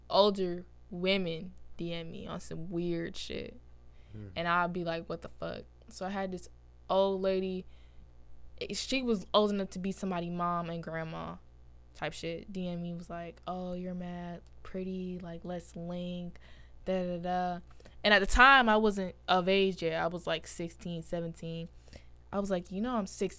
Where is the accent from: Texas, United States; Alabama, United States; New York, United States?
New York, United States; I'm from New York